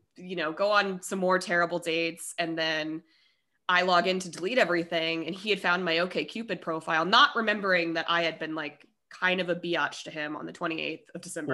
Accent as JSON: {"language": "English", "region": "Colorado", "country": "United States", "also_born_or_lived": "Denver", "moved": "as an adult", "said": "I'm from Colorado."}